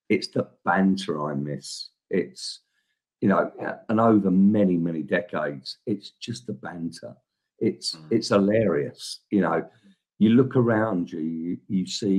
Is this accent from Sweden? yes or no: no; London, United Kingdom; moved away as an adult; also born or lived in Downham; now in China; I'm a Southeast London boy through and through